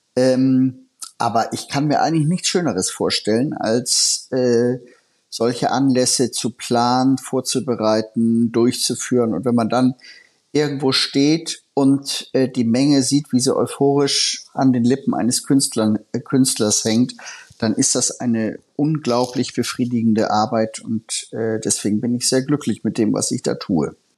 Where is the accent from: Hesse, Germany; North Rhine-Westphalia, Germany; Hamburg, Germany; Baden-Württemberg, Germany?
Hamburg, Germany; mir als Hamburger